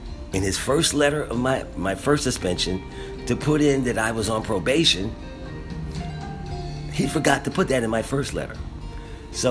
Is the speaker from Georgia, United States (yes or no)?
no; Philadelphia, Pennsylvania, United States; I was from Philadelphia.